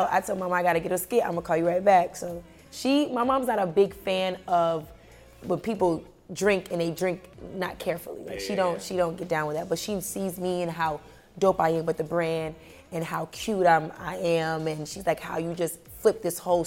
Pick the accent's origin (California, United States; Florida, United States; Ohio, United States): Florida, United States; Miami; where I grew up in Miami